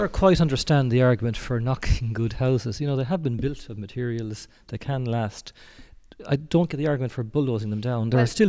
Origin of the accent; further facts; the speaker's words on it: Roosky, Ireland; I'm from Roosk, and up there I can see estates too where there are grass growing out of houses